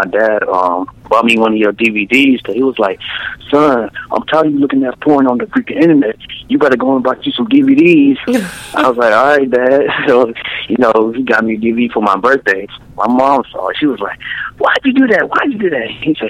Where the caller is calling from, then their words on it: Raleigh, North Carolina, United States; Hey, I'm calling from Raleigh, North Carolina.